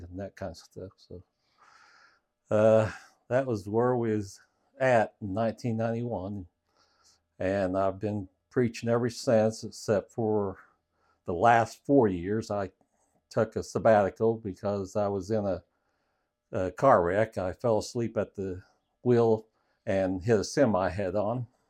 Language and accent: English; Parkersburg, Illinois, United States; I grew up in Parkersburg, Illinois